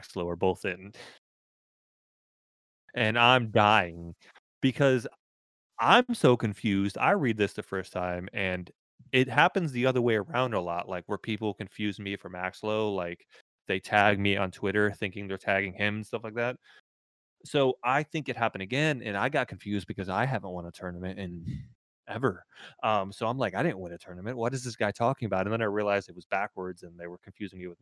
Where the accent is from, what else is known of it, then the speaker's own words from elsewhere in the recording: Orlando, Florida, United States; moved away; I'm from Orlando originally. Transplanted up here